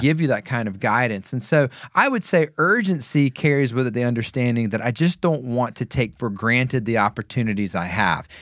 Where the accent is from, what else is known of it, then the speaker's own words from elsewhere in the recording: the South, United States; moved away; also born or lived in New York City / Denver, Colorado; growing up in the South